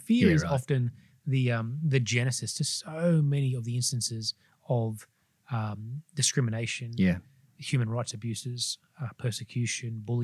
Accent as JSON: {"language": "English", "town": "Sydney", "region": "New South Wales", "country": "Australia", "tie": "born or raised there", "said": "I grew up in the Sutherland Shire of Sydney."}